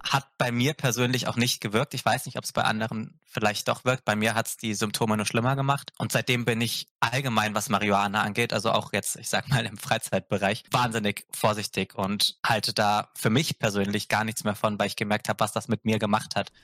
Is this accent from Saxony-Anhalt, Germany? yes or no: no; Augsburg, Bavaria, Germany; moved away; also born or lived in near Cologne, North Rhine-Westphalia; weil ich in Bayern, also in Augsburg, nicht wirklich warm geworden bin